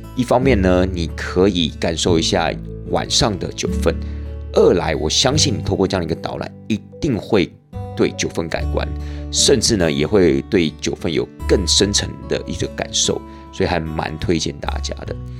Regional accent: Tainan, Taiwan; 我是台南人嘛，所以其实我们台南人的那些所谓的肉燥饭是真的是非常非常的好吃

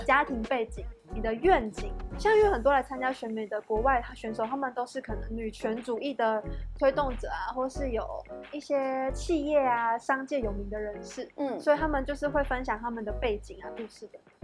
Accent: Puli, Nantou County, Taiwan; 我是来自南投埔里，然后我们家乡盛产招百岁

